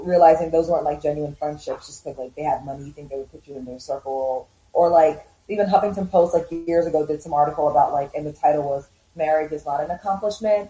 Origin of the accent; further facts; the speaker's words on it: United States; I was born in the U.S. Originally, I'm from Uganda and Rwanda. So every time I would go to visit my family, we would always go back